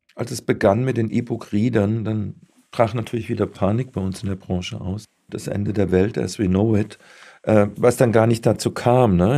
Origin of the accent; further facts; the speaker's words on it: Baden-Württemberg, Germany; Ich bin ja selbst Badener, allerdings aus dem, aus dem Süden